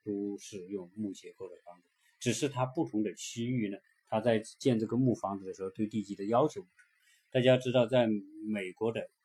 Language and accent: Chinese; China; 对于我们中国人来说非常，对房子的关注